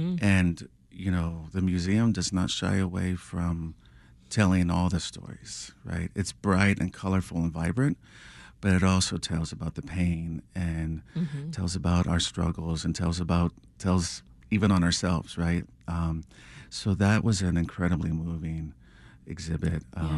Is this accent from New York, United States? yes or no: no; Texas, United States; growing up in South Texas, I grew up in a small town, and we weren't really surrounded by a lot of art